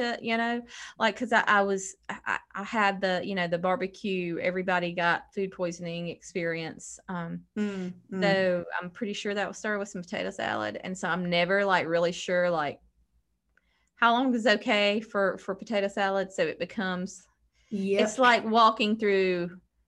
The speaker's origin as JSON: {"language": "English", "region": "the South", "country": "United States", "said": "I'm a Southerner"}